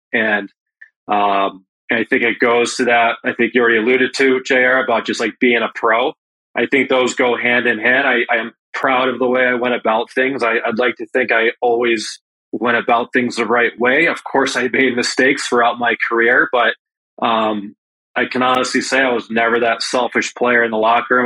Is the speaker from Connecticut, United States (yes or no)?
yes; Enfield, Connecticut, United States; growing up uh, playing out of the Enfield, Connecticut, the Springfield area